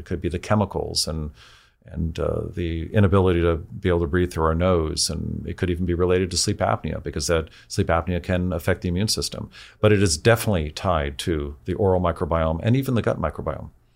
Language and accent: English; San Francisco, California, United States; I grew up in San Francisco.